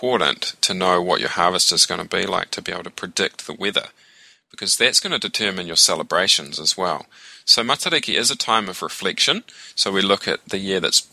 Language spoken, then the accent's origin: English; New Zealand; I'm from New Zealand, born and raised